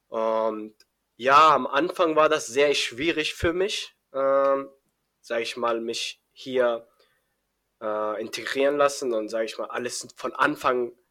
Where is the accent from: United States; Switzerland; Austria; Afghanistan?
Afghanistan; also born or lived in Iran; now in Germany; Also ich komme aus äh, Afghanistan, aber äh, ich bin in Iran geboren und äh, das Problem, warum ich hier, sage ich mal, nach Deutschland gekommen bin, wir dürfen nicht in Iran leben, also wir Afghaner dürfen da nicht leben